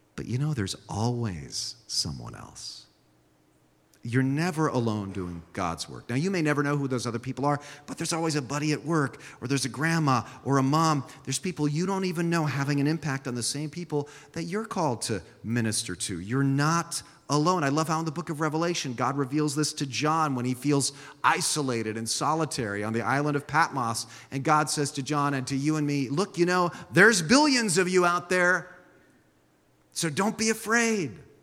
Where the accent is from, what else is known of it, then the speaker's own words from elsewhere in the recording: San Jose, California, United States; first language Swiss German; English is a second language; my first language was Swiss German when I was a small child, but I grew up here in San Jose